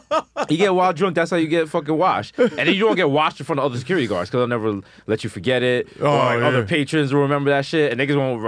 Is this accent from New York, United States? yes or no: yes; New York City, New York, United States; I was born in Lincoln Hospital.